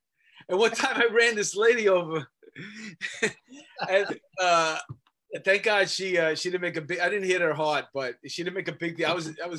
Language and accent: English; New York City, New York, United States; accent: New York; I'm from Astoria.